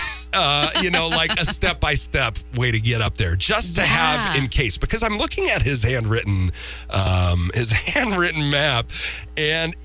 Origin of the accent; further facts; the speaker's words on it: Minnesota, United States; I'm from Minnesota